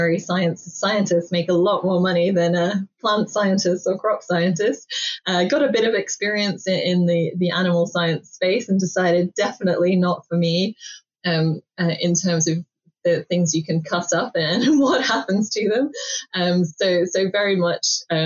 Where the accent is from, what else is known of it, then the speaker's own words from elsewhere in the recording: Sydney, New South Wales, Australia; now in Cambridge, United Kingdom; I grew up in Sydney in Australia